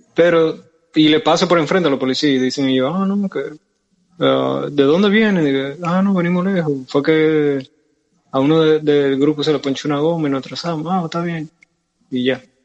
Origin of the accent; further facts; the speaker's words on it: Santiago de los Caballeros, Santiago, Dominican Republic; llegué a, a Santiago, que es nuestra ciudad.